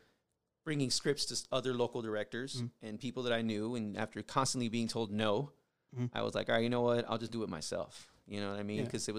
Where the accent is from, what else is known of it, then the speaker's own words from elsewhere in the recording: Las Vegas, Nevada, United States; also born or lived in San Diego, California; I grew up in Vegas.